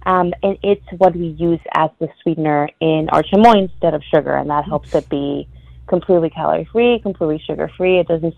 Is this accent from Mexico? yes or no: yes; Mexico; now in McAllen, United States; I was born and raised in Mexico, but my family and I have been in the RGB for about 10 years.